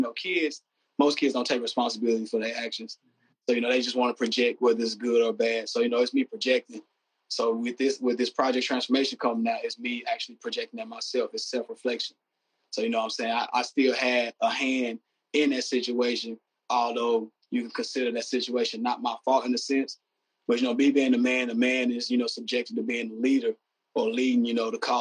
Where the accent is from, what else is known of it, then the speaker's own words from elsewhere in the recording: the South, United States; me being from the South